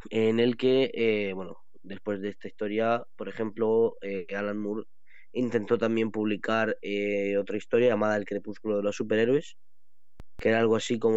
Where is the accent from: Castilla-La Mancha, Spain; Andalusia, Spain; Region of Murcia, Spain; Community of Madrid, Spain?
Region of Murcia, Spain; yo como detective murciano para traeros las noticias sobre eventos de Murcia y demás